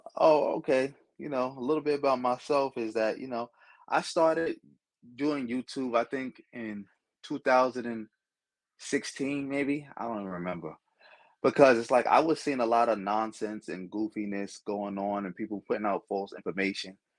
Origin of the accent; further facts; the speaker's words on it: New York City, New York, United States; growing up in Brooklyn